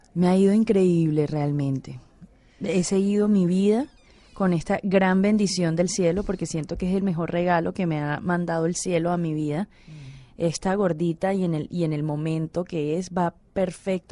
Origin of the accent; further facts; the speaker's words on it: Santa Marta, Magdalena, Colombia; now in Cali, Colombia; en Santa Marta, en, en mi tierra natal